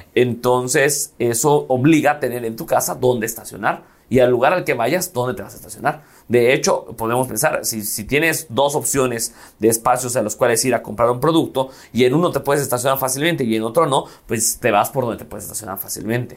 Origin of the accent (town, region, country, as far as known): Mérida, Yucatán, Mexico